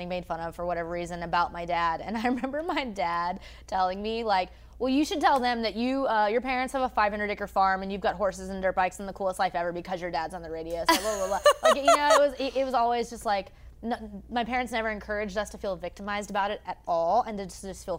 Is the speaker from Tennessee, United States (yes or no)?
yes; Franklin, Tennessee, United States; I grew up in Franklin, Tennessee.